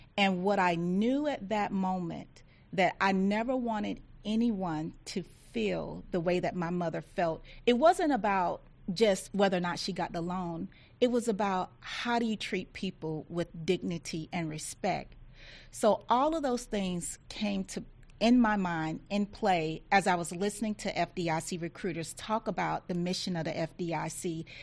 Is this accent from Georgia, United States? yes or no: yes; Thomson, Georgia, United States; I grew up uh, very, very poor in Thompson, Georgia, which is in rural Georgia.